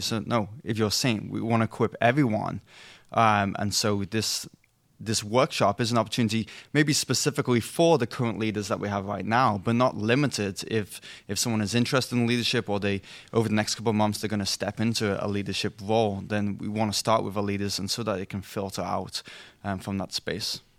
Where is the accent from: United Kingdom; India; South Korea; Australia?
United Kingdom; England; moved away; I'm English, not European.